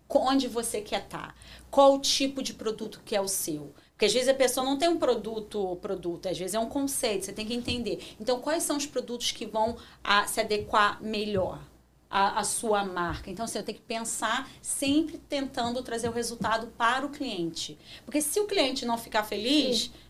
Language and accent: Portuguese; Rio de Janeiro, Brazil; moved away as an adult; now in Toronto, Canada; E como eu nasci no Rio